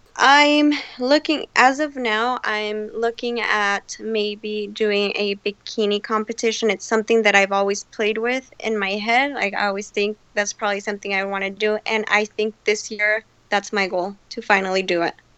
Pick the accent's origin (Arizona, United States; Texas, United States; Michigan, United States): Arizona, United States; Phoenix; I'm from Phoenix, Arizona